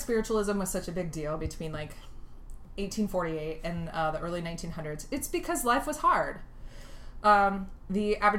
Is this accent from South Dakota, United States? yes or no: no; East Central Illinois, United States; I'm from East Central Illinois.